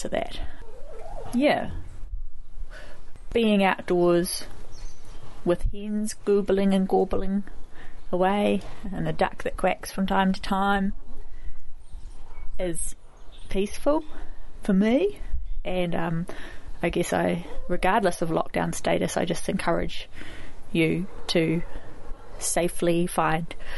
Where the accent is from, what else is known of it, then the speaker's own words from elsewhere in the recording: Dunedin, Otago, New Zealand; now in Lower Hutt, New Zealand; I come from Otipoti, Dunedin